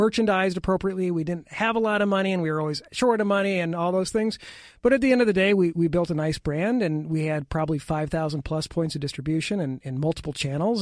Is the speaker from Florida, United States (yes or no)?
no; Iowa, United States; I'm from Iowa